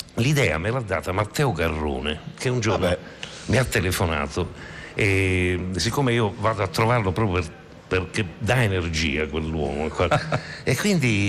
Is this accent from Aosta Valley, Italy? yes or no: no; Rome, Lazio, Italy; io sono romano